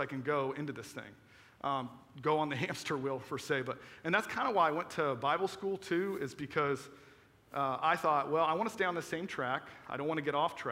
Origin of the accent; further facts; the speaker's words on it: Florida, United States; moved away; I was from Florida